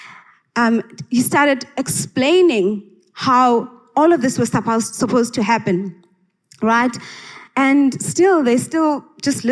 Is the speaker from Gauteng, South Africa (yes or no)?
no; Engcobo, Eastern Cape, South Africa; I grew up in the Transkei in Engqoba